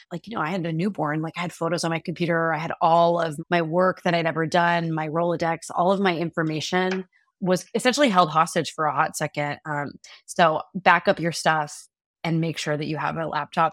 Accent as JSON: {"language": "English", "town": "Dallas", "region": "Texas", "country": "United States", "also_born_or_lived": "Austin, Texas", "moved": "as an adult", "lives_now": "New York, United States", "said": "my husband and I are both from Texas, we're both from Dallas"}